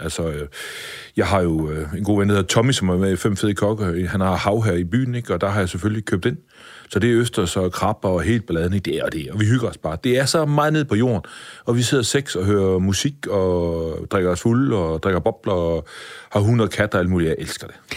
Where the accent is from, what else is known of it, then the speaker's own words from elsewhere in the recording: Vejle, Southern Denmark, Denmark; jeg kommer jo født og opvokset i Vejle